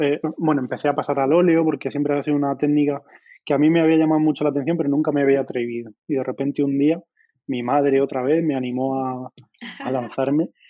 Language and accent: Spanish; La Carolina, Andalusia, Spain; moved away as an adult; la Carolina, en mi pueblo